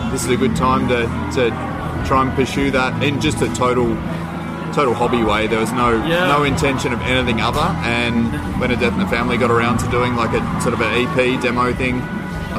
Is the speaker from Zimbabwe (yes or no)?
no; Australia; we're from Australia